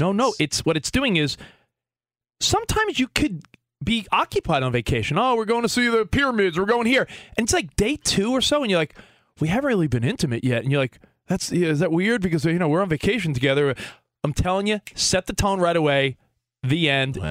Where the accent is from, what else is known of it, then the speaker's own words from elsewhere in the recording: New York, United States; now in Los Angeles, United States; I'm a white dude that was born in New York, live in LA now